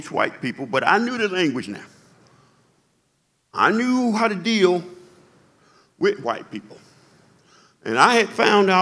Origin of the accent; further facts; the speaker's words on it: Macon, Georgia, United States; I was born in 1956 in Macon, Georgia, in the Jim Crow South